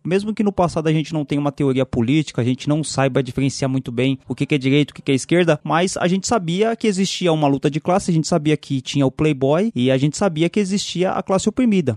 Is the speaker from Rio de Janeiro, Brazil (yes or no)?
no; São Paulo, Brazil; eu sou em Guaianazes